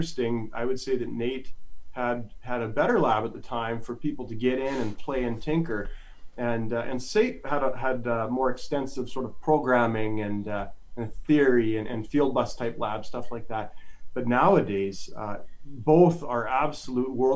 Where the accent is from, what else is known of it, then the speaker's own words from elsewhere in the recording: Calgary, Alberta, Canada; moved away as an adult; now in Edmonton, Canada; I grew up in Calgary. I grew up in Calgary.